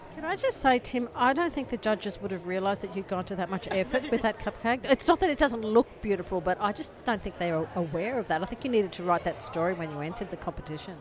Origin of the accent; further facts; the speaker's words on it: Ingham, Queensland, Australia; now in Alice Springs, Australia; I grew up in rural Queensland